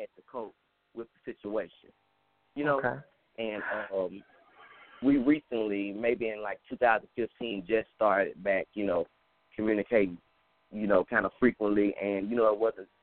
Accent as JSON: {"language": "English", "town": "Cleveland", "region": "Mississippi", "country": "United States", "said": "I'm originally from Cleveland, Mississippi"}